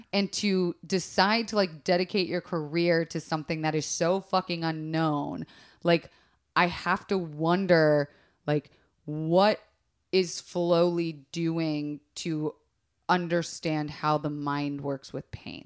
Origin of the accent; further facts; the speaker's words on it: Florida, United States; growing up in Florida